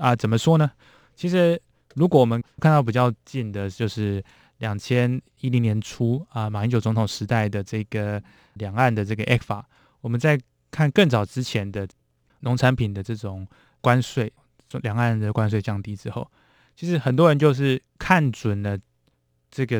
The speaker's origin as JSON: {"language": "Chinese", "country": "Taiwan", "said": "当然是给我们台湾人民非常亲切的感觉。"}